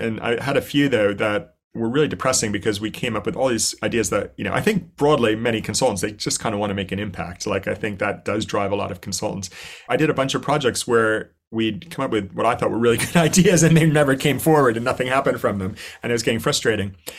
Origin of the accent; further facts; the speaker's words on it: New Jersey, United States; moved away as an adult; also born or lived in New York / Indonesia; now in London, United Kingdom; I grew up in New Jersey